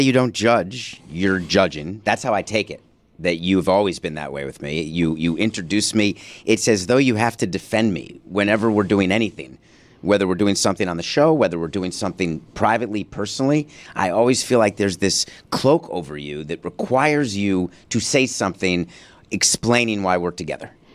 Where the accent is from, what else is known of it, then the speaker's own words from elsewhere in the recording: New York City, New York, United States; also born or lived in Milwaukee, Wisconsin; born in Milwaukee and only came to New York because of a divorce agreement